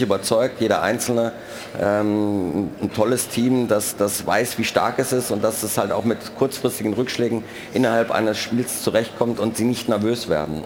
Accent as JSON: {"language": "German", "town": "Cologne", "region": "North Rhine-Westphalia", "country": "Germany", "said": "als Kölner"}